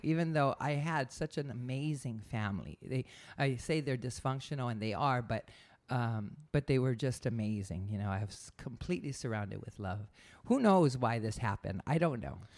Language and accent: English; Hawaii, United States; now in San Diego, United States; I grew up in Hawaii